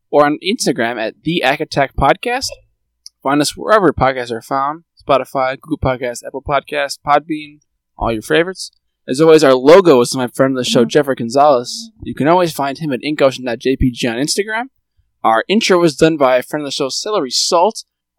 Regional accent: India; I'm from India, so really, probably more accurate would be like maybe

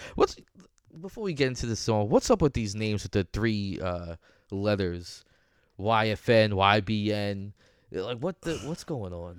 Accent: New York, United States

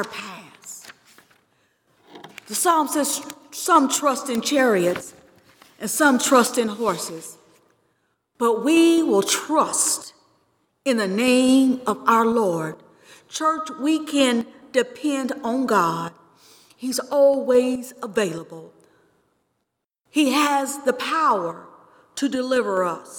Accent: Georgetown, Kentucky, United States; I grew up here in Georgetown, Kentucky.

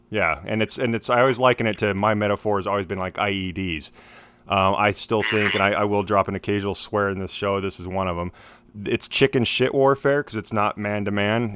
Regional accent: Idaho, United States; moved away; my home state of Idaho

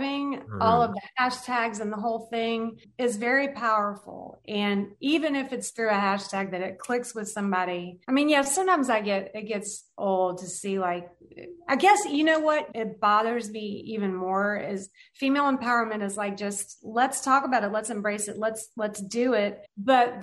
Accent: the South, United States; I grew up in the South

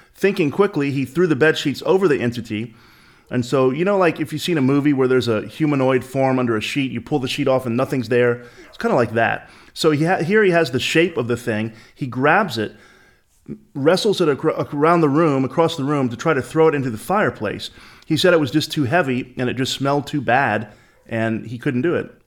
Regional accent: the American South, United States; as a Southerner

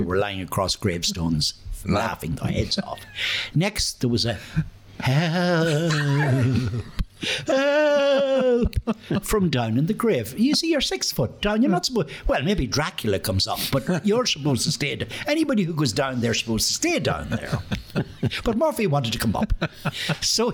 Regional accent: Dundalk, Leinster, Ireland; I was born and reared in Mary Street.

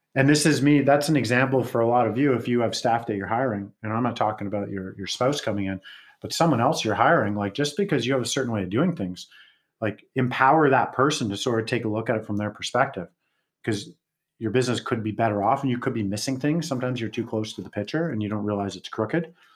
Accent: West Coast, Canada; moved away; also born or lived in Calgary / Las Vegas; I'm from West Coast

